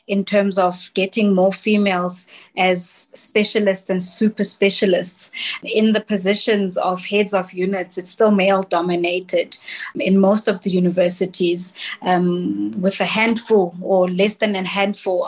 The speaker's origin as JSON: {"language": "English", "town": "Soweto", "region": "Gauteng", "country": "South Africa", "tie": "born or raised there", "said": "I grew up in Soweto"}